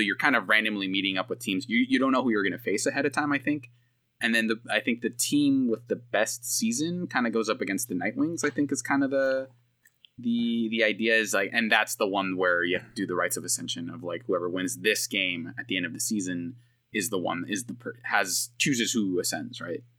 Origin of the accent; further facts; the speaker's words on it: Bay Area, California, United States; I'm from the Bay Area